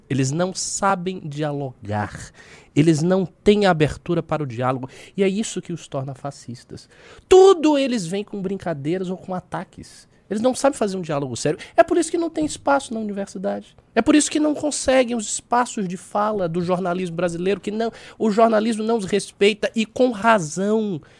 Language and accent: Portuguese; Northeast Region, Brazil; now in São Paulo, Brazil; Eu se diz que eu sou nordestina, eu sofro isso na pele aqui em São Paulo.